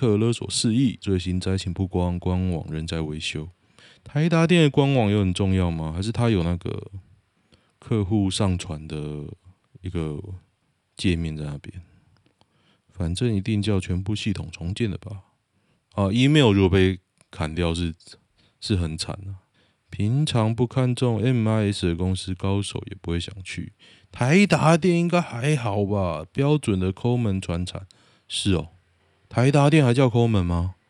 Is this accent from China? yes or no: no; Taiwan; 我就是从从小在台湾长大